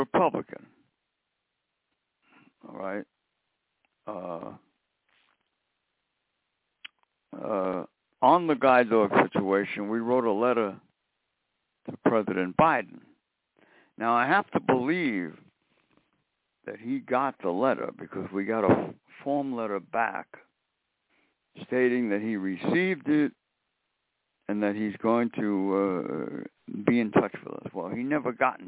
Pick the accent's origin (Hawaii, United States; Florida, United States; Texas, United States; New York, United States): New York, United States; New York City; when I was growing up in Brooklyn, I met Mayor Wagner.